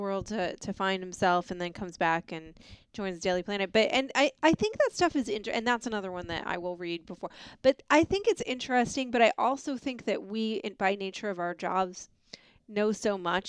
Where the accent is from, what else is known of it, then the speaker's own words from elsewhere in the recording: New York City, New York, United States; I grew up in New York City, actually.